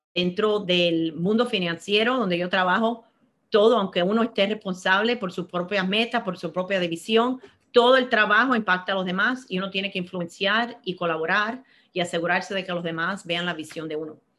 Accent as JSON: {"language": "Spanish", "town": "Miami", "region": "Florida", "country": "United States", "tie": "born or raised there", "also_born_or_lived": "Cuba", "moved": "as an adult", "said": "yo nací en Cuba, me crié en Miami"}